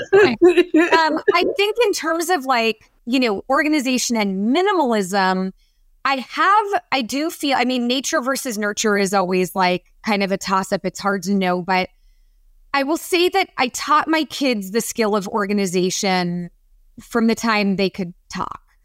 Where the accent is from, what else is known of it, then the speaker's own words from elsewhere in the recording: San Francisco, California, United States; I grew up in San Francisco in the Bay Area